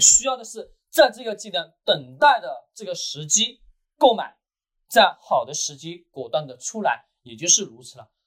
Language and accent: Chinese; China; 我们中国人一直把这个词汇给忘记了